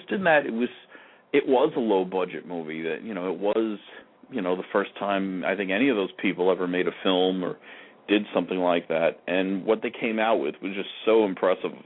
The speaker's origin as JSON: {"language": "English", "area": "Long Island", "region": "New York", "country": "United States", "tie": "born or raised there", "said": "I grew up in Long Island"}